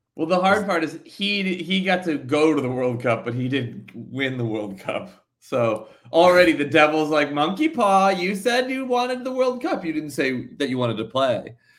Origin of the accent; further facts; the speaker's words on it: New Jersey, United States; I'm from New Jersey